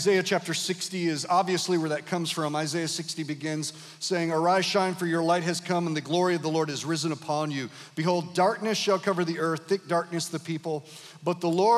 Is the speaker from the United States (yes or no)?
yes; Grand Rapids, Michigan, United States; moved away as an adult; also born or lived in Detroit; now in Kalamazoo, United States; I was born in Detroit, raised in Grand Rapids, planted in Kalamazoo